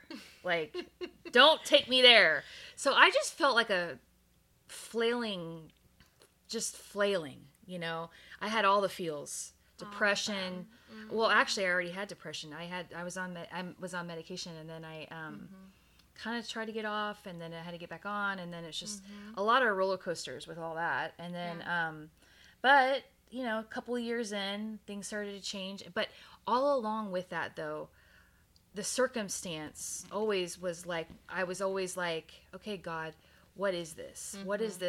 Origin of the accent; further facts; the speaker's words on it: Texas, United States; moved away; I'm from Texas. And so moving from Texas mm-hmm. to Oregon, mm-hmm. it was such a big freaking deal.